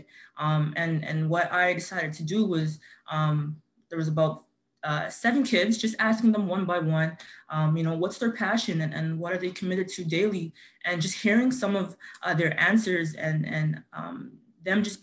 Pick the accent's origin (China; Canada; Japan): Canada; Toronto, Ontario; I grew up in Scarborough, Melbourne